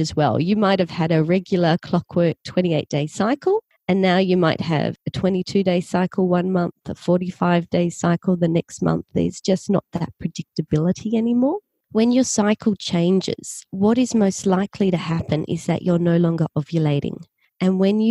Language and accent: English; Australia; accent: Australian; I'm from Australia. You can probably tell from my accent